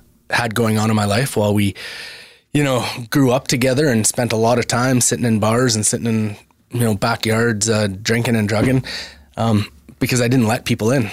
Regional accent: Brooks, Alberta, Canada; me growing up in Southern Alberta

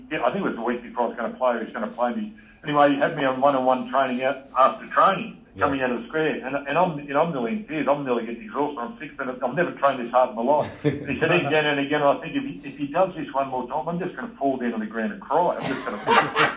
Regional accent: Melbourne, Victoria, Australia; I realised in Airport West at age 7 that I was the only kid in the school of 650

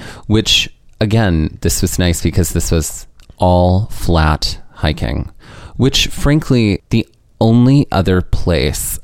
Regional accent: Mississippi, United States; moved away; I was born and raised in Mississippi

